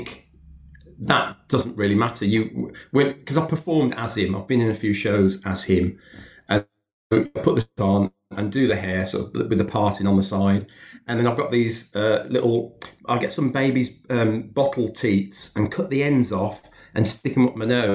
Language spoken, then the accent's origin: English; Birmingham, West Midlands, United Kingdom; I was brought up in Handsworth, so still in Birmingham.